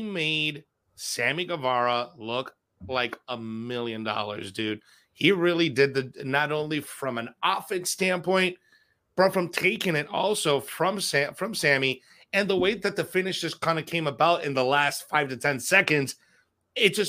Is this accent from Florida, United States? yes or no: yes; Miami, Florida, United States; my hometown too